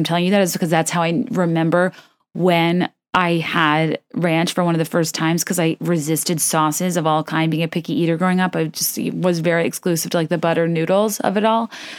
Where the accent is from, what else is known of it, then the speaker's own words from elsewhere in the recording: Short Pump, Virginia, United States; And I grew up in Short Pump.